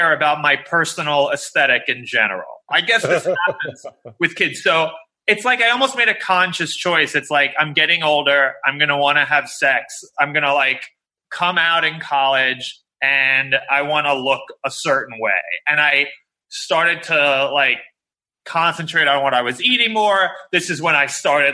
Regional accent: New York City, New York, United States; also born or lived in Evanston, Illinois; we were like chubby Jewish kids growing up in Queens

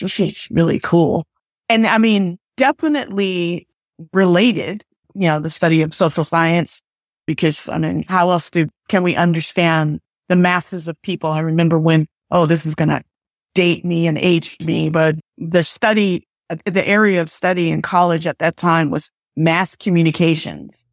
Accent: United States; also born or lived in Port Arthur, Texas; now in Pasadena, United States; I grew up on the East Coast in New York and New Jersey.

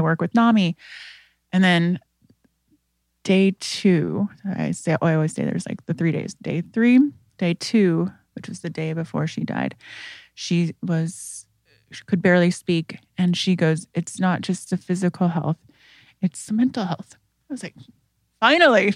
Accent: Indiana, United States; I am from Indiana, and I come from a family that has a history of mental health disease

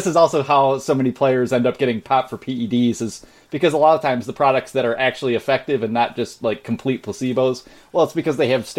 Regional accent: Canada; And as a Canadian, I don't know for sure if you know this

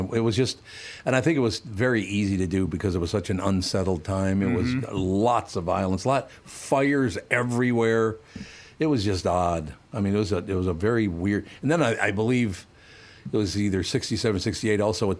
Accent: Minneapolis, Minnesota, United States; I loved growing up in North Minneapolis.

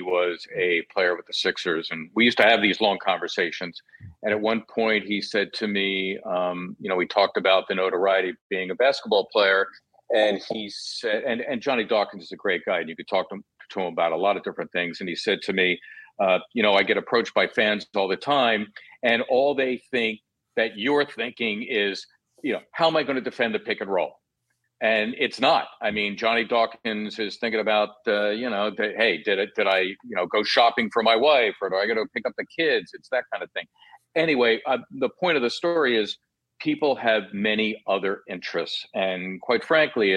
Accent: Philadelphia, Pennsylvania, United States; I'm the kid from Northeast Philly who covered the team I grew up rooting for

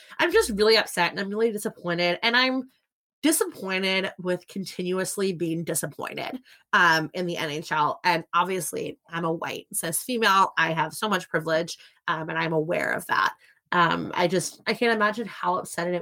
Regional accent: outside of Philadelphia, Pennsylvania, United States; also born or lived in South Jersey / Chicago; I grew up outside of Philadelphia

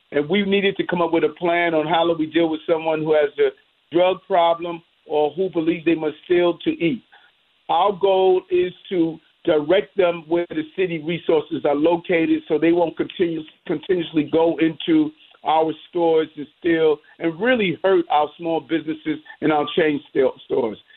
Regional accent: New York City, New York, United States; growing up in South Jamaica, Queens

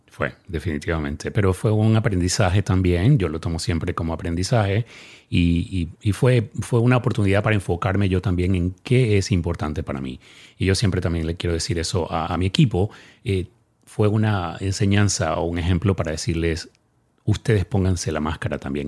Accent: Ecuador; now in Dallas, United States; mi país, Ecuador

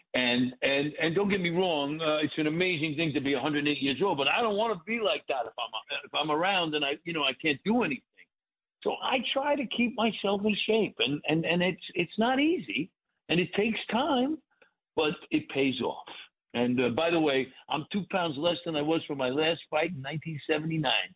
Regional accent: New York City, New York, United States; moved away as an adult; also born or lived in Hollywood; I grew up in Brooklyn in the 50s and 60s

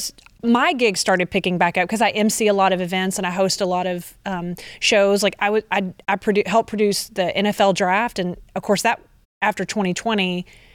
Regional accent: Conroe, Texas, United States; moved away; You moved to my hometown

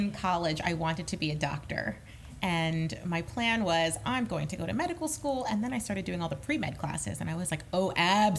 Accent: Long Island, New York, United States; I grew up on Long Island, I came to see Broadway shows multiple times a year.

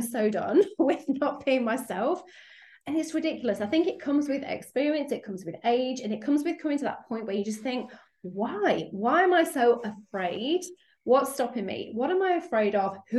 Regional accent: United Kingdom; accent: British; As you can probably hear from my accent, I'm over in the UK

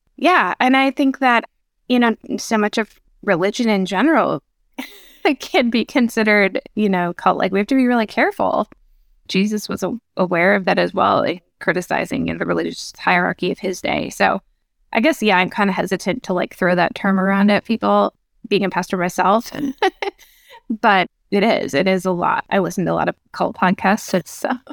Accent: Minnesota, United States; I grew up, uh, in Minnesota

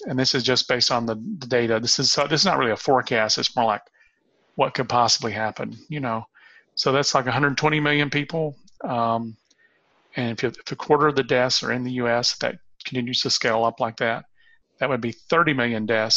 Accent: Gadsden, Alabama, United States; now in Tennessee, United States; I was born at the what was then the Holy Name of Jesus Hospital in Gadsden, Alabama

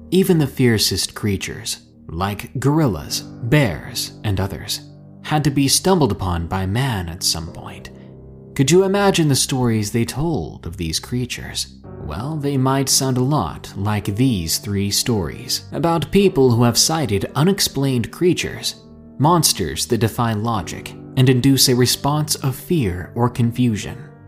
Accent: Louisiana, United States; I grew up in Louisiana, right on the outskirts of New Orleans.

